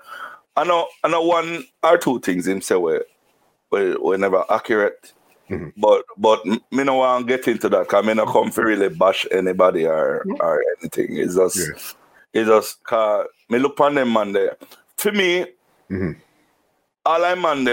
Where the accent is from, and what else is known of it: Saint Mary, Jamaica; born or raised there; also born or lived in Kingston, Jamaica